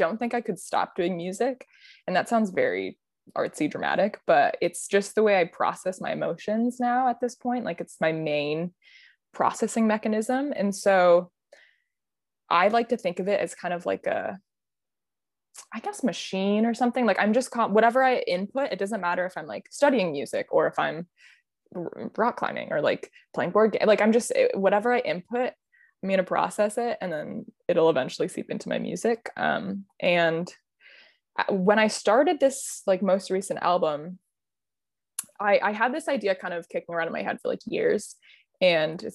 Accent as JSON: {"language": "English", "region": "Midwest", "country": "United States", "tie": "born or raised there", "moved": "yes", "said": "I grew up in the Midwest"}